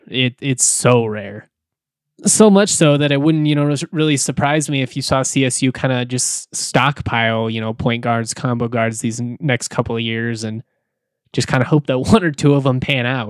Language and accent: English; Jefferson County, Colorado, United States; I am a Colorado native, I grew up in Jefferson County